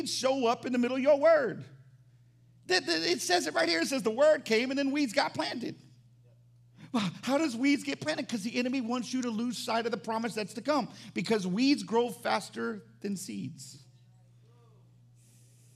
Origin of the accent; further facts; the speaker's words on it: the South, United States; I'm from the South